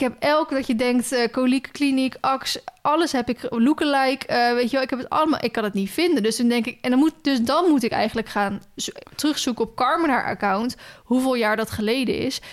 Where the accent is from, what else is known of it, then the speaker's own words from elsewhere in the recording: Netherlands; wij spreken als Nederlanders